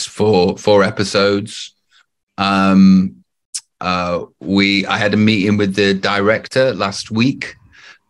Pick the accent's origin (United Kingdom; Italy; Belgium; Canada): United Kingdom; Stoke-on-Trent, West Midlands; moved away as an adult; also born or lived in Los Angeles; I'm from Stoke-on-Trent